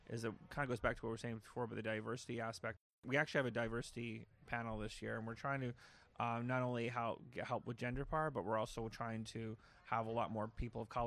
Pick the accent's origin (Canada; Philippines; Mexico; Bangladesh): Canada; Like we we don't hide obviously that we're Canadian. We're actually in fact we make jokes about it.